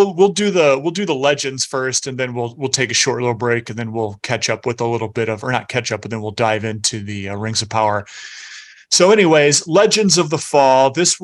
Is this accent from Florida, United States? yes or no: no; Cedar Rapids, Iowa, United States; CR is my hometown.